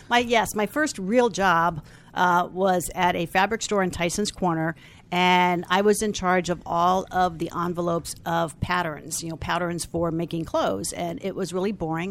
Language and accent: English; Falls Church, Virginia, United States; I am from Falls Church, Virginia